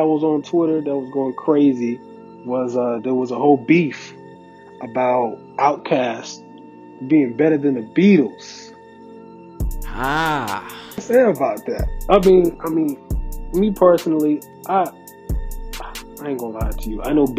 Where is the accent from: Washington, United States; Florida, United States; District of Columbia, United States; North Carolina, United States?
North Carolina, United States; me, personally, coming from the South, I'm from North Carolina.